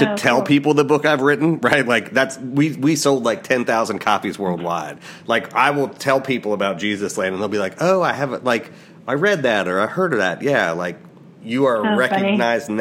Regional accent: Midwest, United States; I grew up in the Midwest

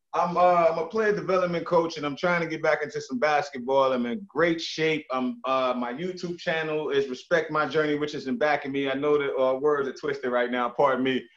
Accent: New York City, New York, United States; also born or lived in St. Croix; I'm from the Bronx, New York

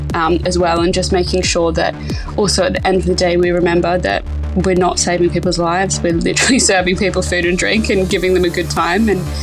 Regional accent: Australia; moved away as an adult; now in London, United Kingdom; So I moved to London from Australia in 2016, I think it was.

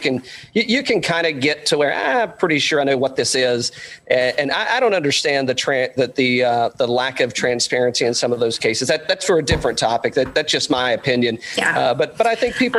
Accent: Tri-Cities area, Tennessee, United States; moved away; I'm I'm originally a Tennessee guy from the complete other end of the state. Uh, I'm I'm from uh, from the Tri Cities area, but um, so you know, and just growing up in Tennessee

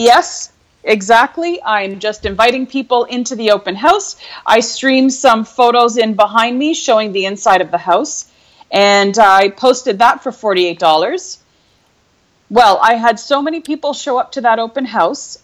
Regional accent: Canada; moved away as an adult; also born or lived in Europe; born and raised in Canada

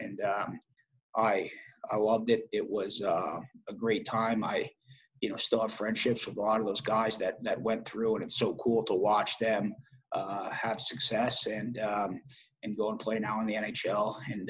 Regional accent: New England, United States; And I'm from New England. So like you said, an original six team, the Boston Bruins, I was really excited to go and do that.

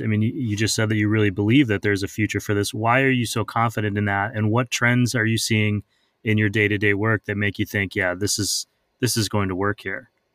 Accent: Midwest, United States; moved away; I'm originally from the Midwest

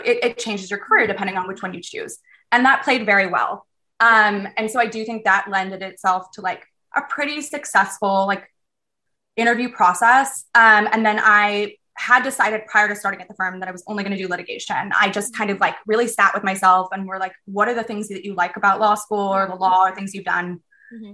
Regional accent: Southern California, United States; moved away; I'm from Southern California

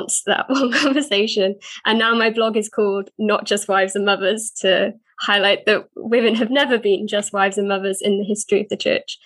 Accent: South Wales, United Kingdom; I'm from South Wales and I work for a church here

